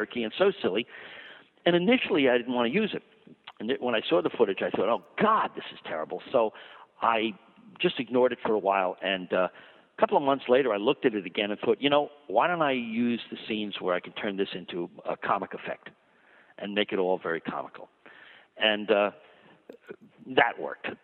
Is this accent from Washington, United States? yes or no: no; Long Island, New York, United States; I grew up on 42nd Street as much as I grew up on Long Island.